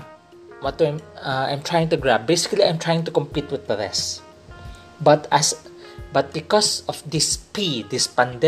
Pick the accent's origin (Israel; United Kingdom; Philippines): Philippines; I realized I am a Filipino. I am in the Philippines